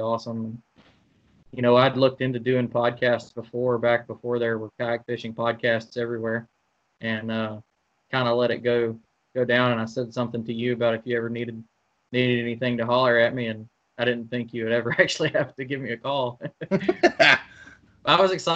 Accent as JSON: {"language": "English", "town": "Hueytown", "region": "Alabama", "country": "United States", "tie": "born or raised there", "also_born_or_lived": "Birmingham, Alabama", "said": "I'm born and raised in Alabama. Yeah, man. Born and raised in Alabama"}